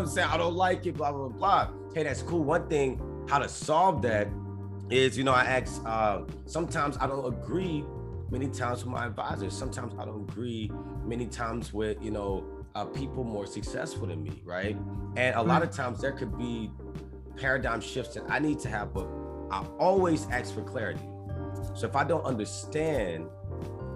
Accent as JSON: {"language": "English", "town": "Alexandria", "region": "Louisiana", "country": "United States", "tie": "born or raised there", "moved": "yes", "said": "I'm from Louisiana originally"}